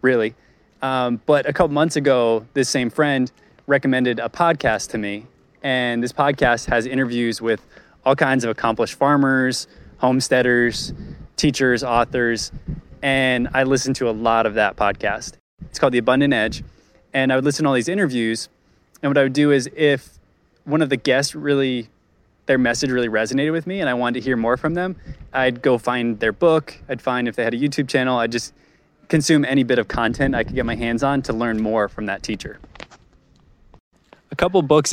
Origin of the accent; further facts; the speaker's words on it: Rhode Island, United States; moved away; I grew up in Rhode Island